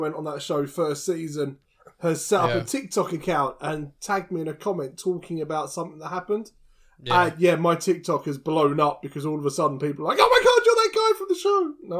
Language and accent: English; Essex, East of England, United Kingdom; I am from Essex.